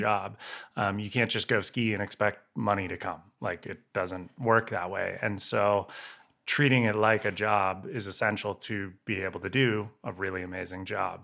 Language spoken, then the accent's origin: English; Santa Cruz, California, United States; moved away; I grew up in Santa Cruz and I, yeah, I grew up surfing